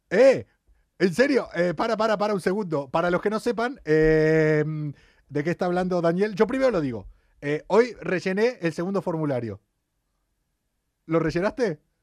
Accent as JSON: {"language": "Spanish", "country": "Argentina", "moved": "yes", "lives_now": "Spain", "said": "los argentinos"}